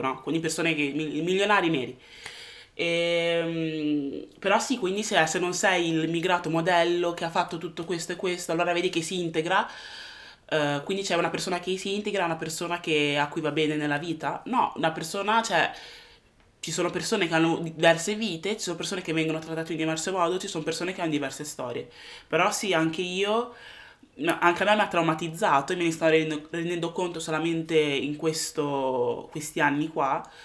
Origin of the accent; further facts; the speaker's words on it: Italy; moved away as an adult; now in United Kingdom; sono nata e sono cresciuta in Italia